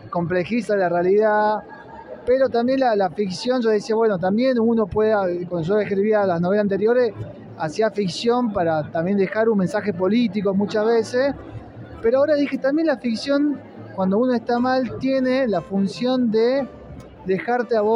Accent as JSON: {"language": "Spanish", "town": "Tartagal", "region": "Salta", "country": "Argentina", "tie": "born or raised there", "moved": "as an adult", "lives_now": "Córdoba, Argentina", "said": "Yo soy de Tartagal, que queda a 50 kilómetros de la frontera y crecí en los 90. Es decir, yo me vine, por ejemplo, a, Córdoba, me fui a estudiar en el 98, 99"}